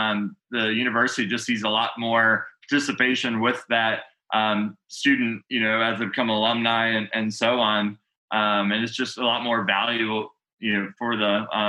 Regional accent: Grand Rapids, Michigan, United States; also born or lived in Georgia; No, I did pick up the accent there though. So I was born in Grand Rapids, Michigan, you know

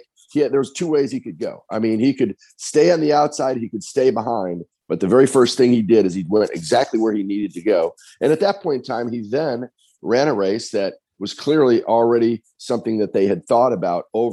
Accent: Arlington Heights, Illinois, United States; I grew up in Arlington Heights, Illinois, and I worked at Arlington Park Racetrack for all my years during high school

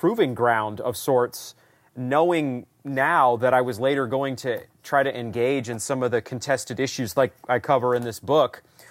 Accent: coastal Maine, United States; I was born in coastal Maine. I was raised in a Christian home. Very thankful for my father and mother who raised me to know the Lord in our small, roughly 50-person Baptist church.

